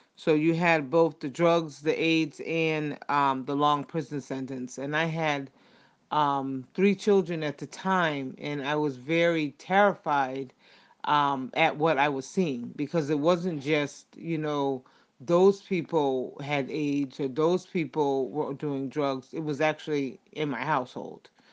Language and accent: English; United States; I'm from the United States